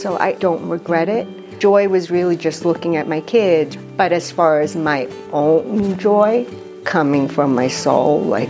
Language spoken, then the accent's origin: English; Uruguay; moved away; also born or lived in New York; I was born in Uruguay, immigrated to New York.